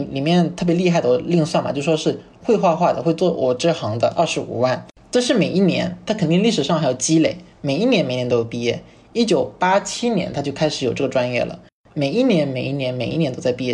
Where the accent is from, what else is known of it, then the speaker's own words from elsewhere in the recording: Fujian, China; moved away as an adult; also born or lived in Chengdu; 因为我在我们附件算非常懒散